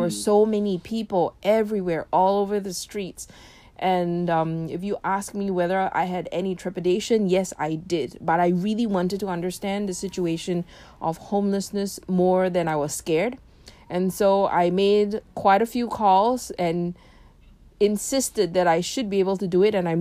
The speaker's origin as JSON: {"language": "English", "country": "Singapore", "tie": "born or raised there", "also_born_or_lived": "Philippines", "accent": "British accent", "moved": "as an adult", "lives_now": "Berkeley, United States", "said": "I was born and raised in Singapore. Specifically, I grew up literally on the 24th story of a HDB in Toa Payoh"}